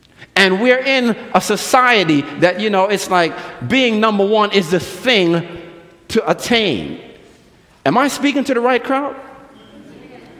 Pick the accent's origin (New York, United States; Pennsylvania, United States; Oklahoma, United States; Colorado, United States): New York, United States; New York City; moved away; I grew up in New York City